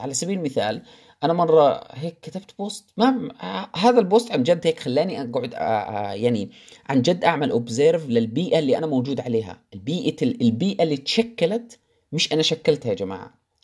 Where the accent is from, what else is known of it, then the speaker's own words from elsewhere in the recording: Jordan; moved away as an adult; بلدي الأردن